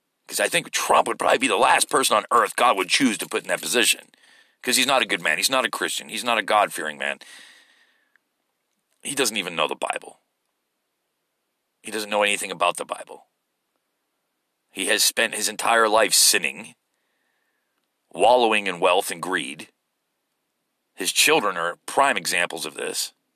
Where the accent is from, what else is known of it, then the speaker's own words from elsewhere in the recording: United States; as an American.